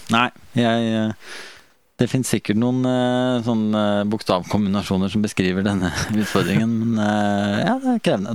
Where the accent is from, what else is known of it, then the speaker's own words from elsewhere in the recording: Sarpsborg, Østfold, Norway; moved away; hjemme i Sarp